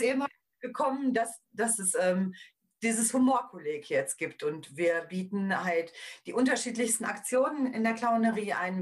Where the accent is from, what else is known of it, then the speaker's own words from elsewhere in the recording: Paderborn, North Rhine-Westphalia, Germany; hier bei uns in Paderborn, weil ich aus Paderborn komme